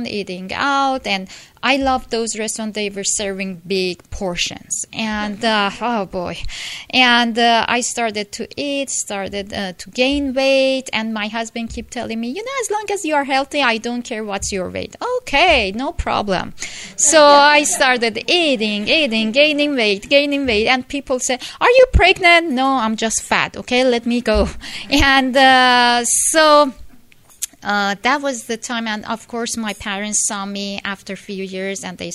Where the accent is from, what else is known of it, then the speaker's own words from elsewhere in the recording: Iran; moved away as an adult; now in United States; I'm from Iran, Persia, and when I was 18, I came to United States, and I'm 47 now